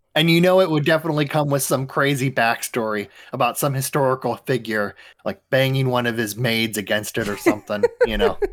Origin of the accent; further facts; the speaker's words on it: Midwest, United States; I am from the Midwest.